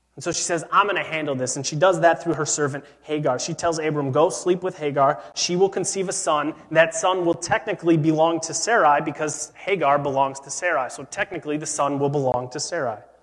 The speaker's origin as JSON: {"language": "English", "town": "Chicago", "region": "Illinois", "country": "United States", "tie": "born or raised there", "said": "I grew up in Chicago"}